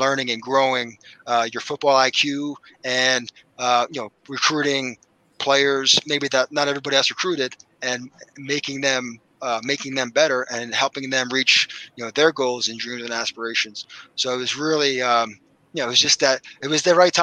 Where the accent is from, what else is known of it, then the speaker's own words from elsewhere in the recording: Philadelphia, Pennsylvania, United States; I'm from Philly, my wife's from Philly